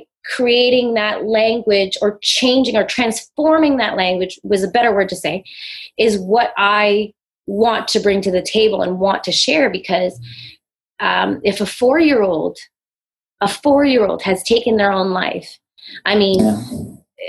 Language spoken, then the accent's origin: English; Toronto, Ontario, Canada; if you don't know, I'm from Toronto. I'm out in Canada.